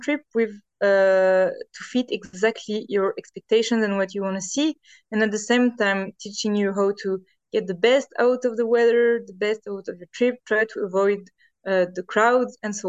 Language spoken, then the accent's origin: English; Normandy, France; moved away as an adult; also born or lived in Trondheim, Norway; now in Norway; actually from France, from Normandy. And I moved to Norway 7 years ago